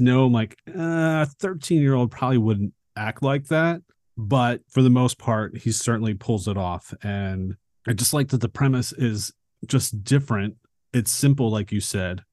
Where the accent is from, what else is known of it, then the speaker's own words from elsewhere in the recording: Philadelphia, Pennsylvania, United States; I grew up in Philadelphia, but I didn't live, like, in, in the city. I lived outside of it